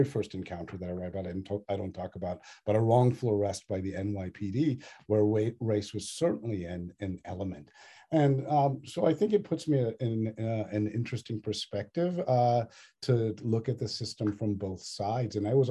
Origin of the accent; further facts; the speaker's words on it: Northern Virginia, United States; also born or lived in Australia; my own childhood growing up in Northern Virginia with a loving Tamilian Brahmin family